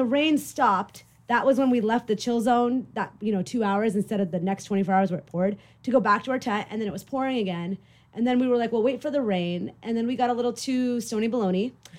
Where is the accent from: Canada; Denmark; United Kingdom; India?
India; moved away; because I'm from India